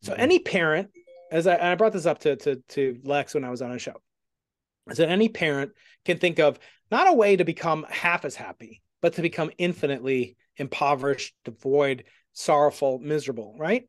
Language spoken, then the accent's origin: English; Stony Brook, New York, United States; I'm from, I'm from Stony Brook